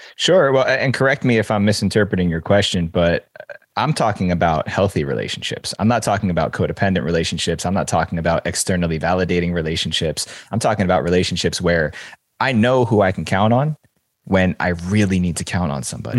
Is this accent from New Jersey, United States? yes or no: yes; New Jersey, United States; I grew up in the New York City suburbs. I grew up in New Jersey. Seven miles is the crow flies from downtown Manhattan